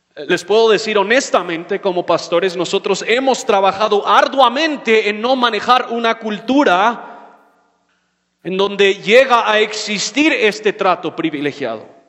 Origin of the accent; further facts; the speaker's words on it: United States; moved away; soy gringo